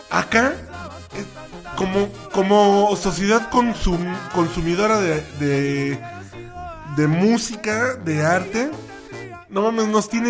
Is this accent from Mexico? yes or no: yes; Mexico; Y cumple, digamos que cumple con su función que sea lo que escuchamos todo el tiempo como mexicanos.